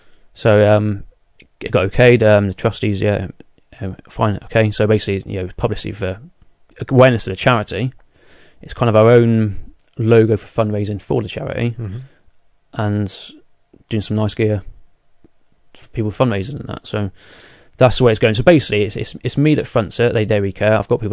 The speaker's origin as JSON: {"language": "English", "region": "South West England", "country": "United Kingdom", "accent": "Devonshire", "said": "Yeah, my Devonshire accent."}